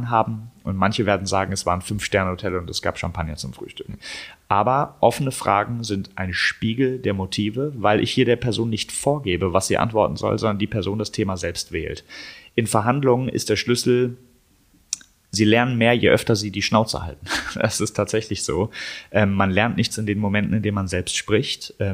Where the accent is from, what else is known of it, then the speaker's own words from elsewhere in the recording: Berlin, Germany; Ich komme ich komm aus Berlin, ich habe jetzt keine Lust, irgendwie nach Stuttgart zu fahren